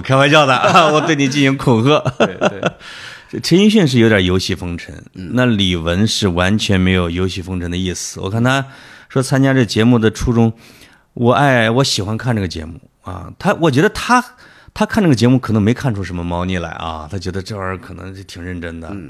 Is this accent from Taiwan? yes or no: no; China; 我们中国人的窦